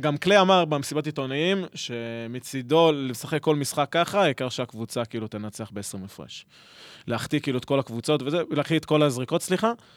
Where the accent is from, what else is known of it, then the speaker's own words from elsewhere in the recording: Petah Tikva, Central District, Israel; אני נולדתי בבית חולים בפתח תקווה